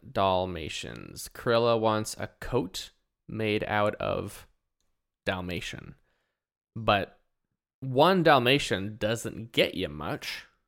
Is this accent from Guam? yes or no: no; Canada; we're Canadian